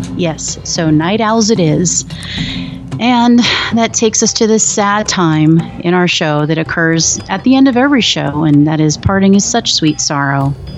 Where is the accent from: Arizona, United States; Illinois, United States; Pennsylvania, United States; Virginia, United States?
Arizona, United States; Phoenix; I actually am from Phoenix, Arizona